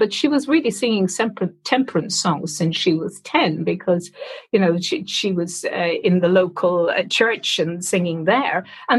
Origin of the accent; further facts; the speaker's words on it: Ireland; moved away as an adult; now in United Kingdom; Well, I came over from Ireland with a theatre company in 1986, and we played in the Old Vic